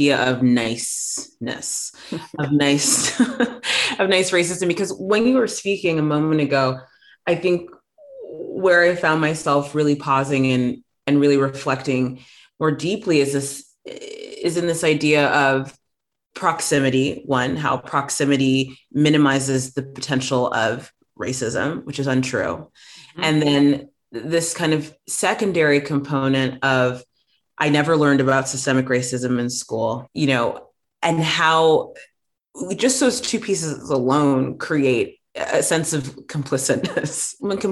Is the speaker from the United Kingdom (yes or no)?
no; South Africa; moved away; I grew up in South Africa for a good chunk of my life shortly after apartheid ended.